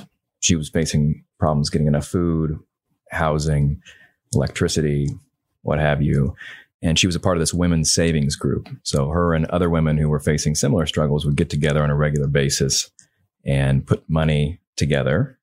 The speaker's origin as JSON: {"language": "English", "region": "Indiana", "country": "United States", "tie": "born or raised there", "also_born_or_lived": "California / Massachusetts / Texas", "moved": "as an adult"}